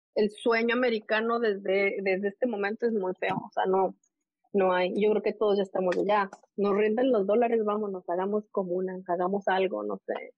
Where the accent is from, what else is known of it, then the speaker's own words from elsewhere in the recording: Puebla, Mexico; moved away as an adult; now in Bronx, New York, United States; crecer donde crezco, en Puebla, soy de Puebla, soy de Mayorazgo, de un barrio del sur de la ciudad, y luego soy migrante